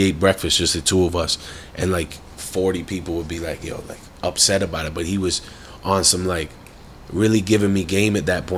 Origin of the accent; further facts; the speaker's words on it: Ajax, Ontario, Canada; I'm from Ajax